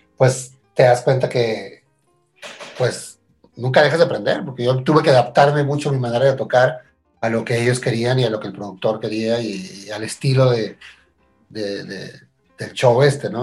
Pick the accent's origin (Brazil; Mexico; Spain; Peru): Mexico; Tijuana, Baja California; also born or lived in Argentina; yo nací en Argentina, pero me crié en, Tijuana desde muy pequeño